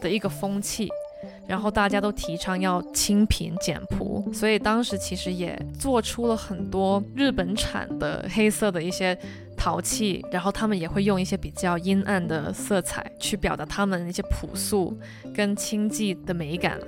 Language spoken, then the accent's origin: Chinese; Hong Kong; 我是个香港人嘛